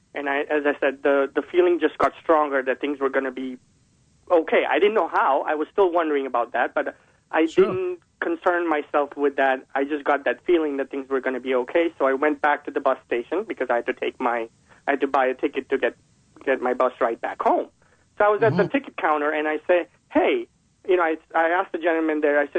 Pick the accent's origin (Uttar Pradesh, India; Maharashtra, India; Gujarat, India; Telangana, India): Gujarat, India; Vadodara; moved away; I was originally from Baroda